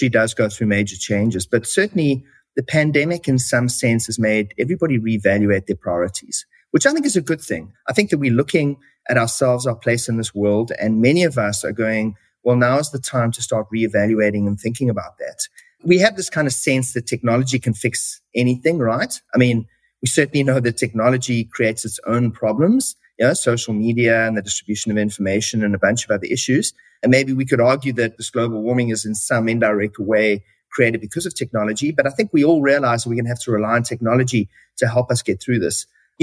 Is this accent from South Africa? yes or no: yes; South Africa; moved away as an adult; now in Canada; As you can probably hear from my accent, I was originally born in South Africa